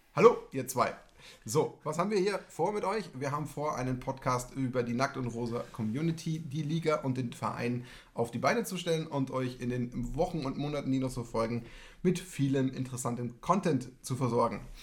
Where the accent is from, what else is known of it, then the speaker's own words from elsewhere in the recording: Munich area, Bavaria, Germany; ich komme aus dem Raum München